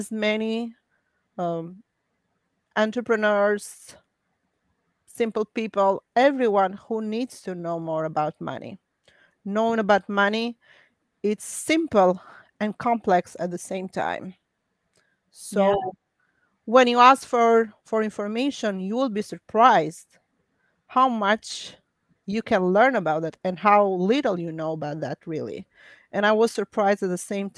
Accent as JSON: {"language": "English", "country": "Albania", "second_language": "English", "moved": "as an adult", "said": "I'm an immigrant from Albania, just like yourself, first generation"}